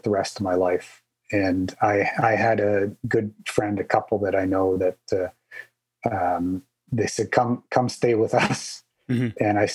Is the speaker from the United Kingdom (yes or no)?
no; Canada; I'm Canadian